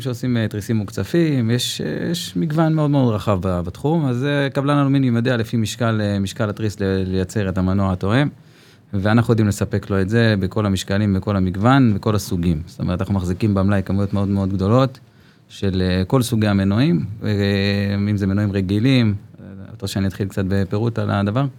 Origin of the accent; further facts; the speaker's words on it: Zikhron Ya'akov, Haifa District, Israel; now in Ma'ayan Zvi, Israel; כרגע במעיין צבי, אני גדלתי בזיכרון